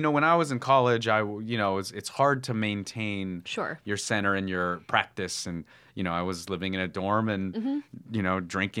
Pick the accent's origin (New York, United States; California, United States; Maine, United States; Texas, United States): California, United States; Petaluma; also born or lived in Chicago; my mom took me to San Francisco, where I grew up in the Bay Area in like wine country, Sonoma County, Petaluma